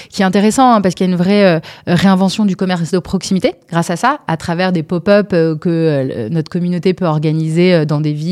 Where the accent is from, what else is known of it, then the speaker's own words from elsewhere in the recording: Bordeaux, Nouvelle-Aquitaine, France; also born or lived in Paris; Moi, je suis bordelaise. Ok. et peut-être Paris, c'est la ville où j'ai vécu le plus longtemps, on va dire.